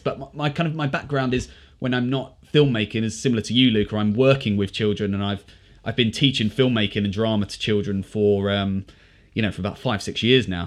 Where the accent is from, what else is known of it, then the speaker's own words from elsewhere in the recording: United Kingdom; as British people